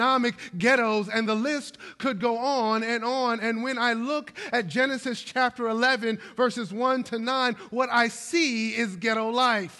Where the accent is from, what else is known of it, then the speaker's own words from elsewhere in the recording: Brooklyn, New York, United States; my hometown of Brooklyn, New York